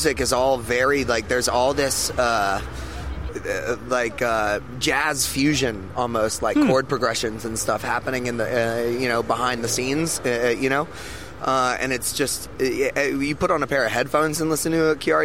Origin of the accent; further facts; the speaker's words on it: New Orleans, Louisiana, United States; I grew up in the St. Rock neighborhood, which is around all that stuff, around like the 7th Ward and the Treme